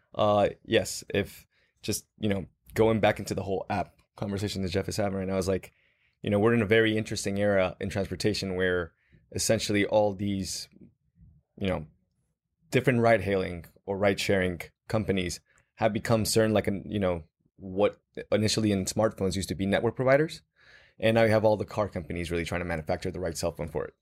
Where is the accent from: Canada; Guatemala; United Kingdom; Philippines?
Guatemala; moved away as an adult; also born or lived in Dallas, United States; I was born and raised in Guatemala